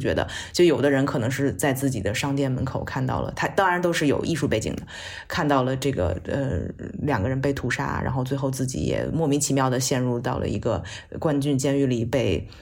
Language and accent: Chinese; China; 作为一个中国人